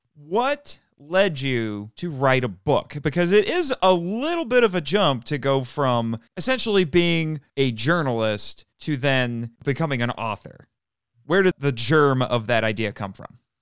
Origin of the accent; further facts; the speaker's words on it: Indiana, United States; I'm from Indiana.